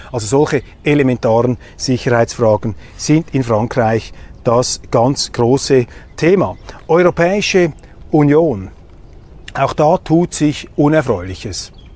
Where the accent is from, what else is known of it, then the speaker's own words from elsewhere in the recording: Switzerland; als Schweizer